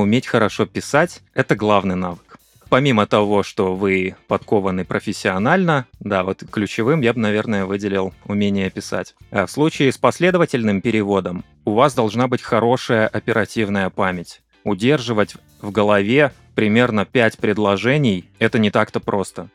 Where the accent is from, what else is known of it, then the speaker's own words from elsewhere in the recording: Kazakhstan; Он по-прежнему закреплен у нас э, на уровне официального языка в нашей стране. Многие говорят и на русском, и на казахском.